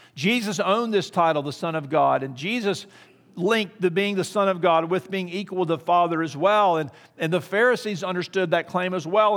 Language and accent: English; Kansas City, Missouri, United States; I'm from Kansas City, Missouri